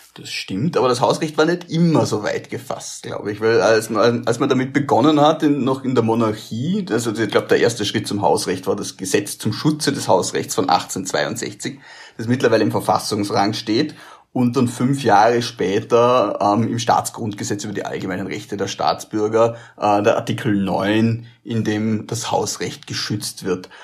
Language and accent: German; Vorarlberg, Austria; Ich stelle das als Vorarlberger